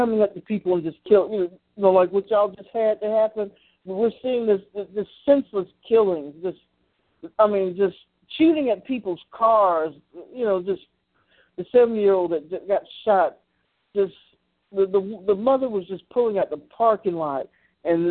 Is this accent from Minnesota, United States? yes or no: no; Columbus, Georgia, United States; born or raised there; now in Macon, United States